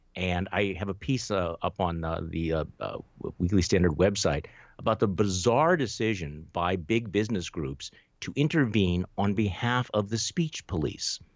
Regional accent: Wisconsin, United States; here in my home state of Wisconsin

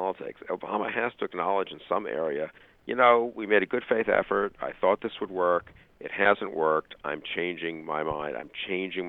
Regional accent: United States; just as an American

